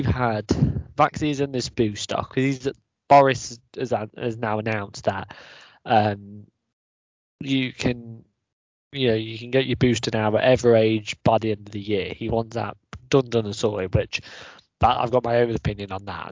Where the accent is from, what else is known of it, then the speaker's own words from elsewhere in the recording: Leicester, East Midlands, United Kingdom; we are from Leicester